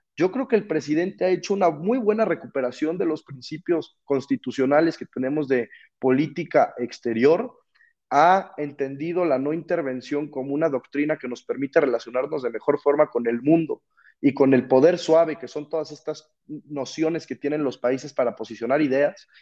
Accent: Mexico; nuestro país

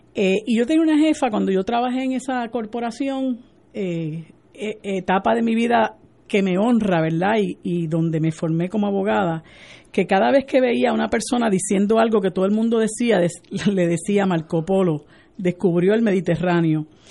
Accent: Puerto Rico; nuestro país

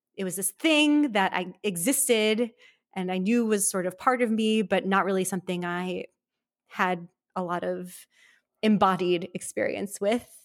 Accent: Milwaukee, Wisconsin, United States; moved away; I grew up in Milwaukee, Wisconsin, in a sort of modern Orthodox upbringing

